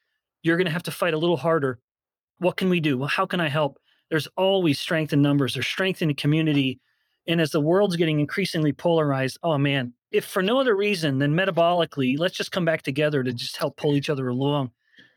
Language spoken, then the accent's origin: English; Canada; I'm a white guy, I'm from Canada